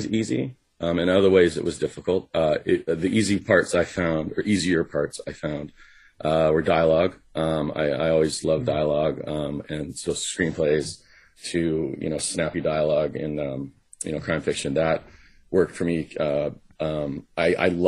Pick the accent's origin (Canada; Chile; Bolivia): Canada; Vancouver, British Columbia; also born or lived in Los Angeles; my hometown